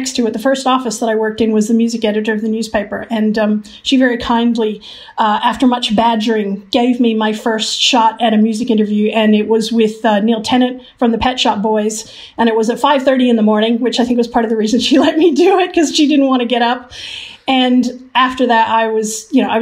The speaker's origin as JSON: {"language": "English", "country": "Philippines", "tie": "born or raised there", "also_born_or_lived": "Hong Kong", "moved": "yes", "said": "I was born in Hong Kong and I grew up in the Philippines."}